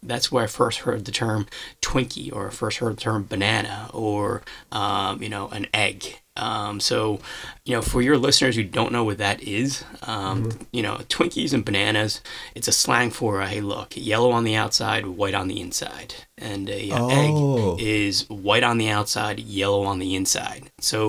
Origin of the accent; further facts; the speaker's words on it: Westfield, New Jersey, United States; also born or lived in China; I grew up in Westfield, New Jersey, which was predominantly white.